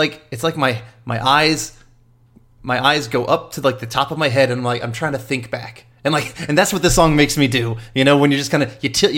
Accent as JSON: {"language": "English", "region": "the South", "country": "United States", "tie": "born or raised there", "said": "growing up in the South"}